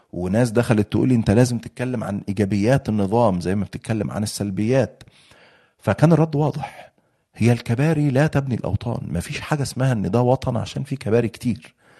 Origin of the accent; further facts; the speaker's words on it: Egypt; عندنا في مصر